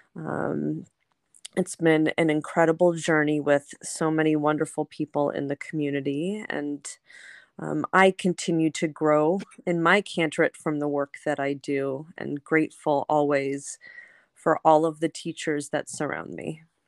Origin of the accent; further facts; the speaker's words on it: Los Angeles, California, United States; I grew up in Los Angeles, um, at a Reconstructionist congregation in Pacific Palisades